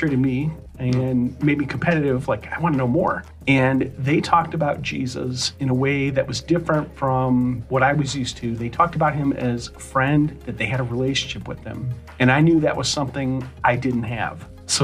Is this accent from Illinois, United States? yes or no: yes; Palatine, Illinois, United States; I grew up in Palatine, Illinois, northwest suburbs of Chicago